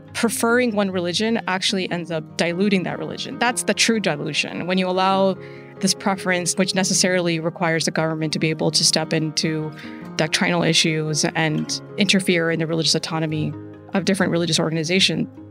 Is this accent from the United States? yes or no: yes; United States; as an American Muslim, I see the relationship between my faith and my country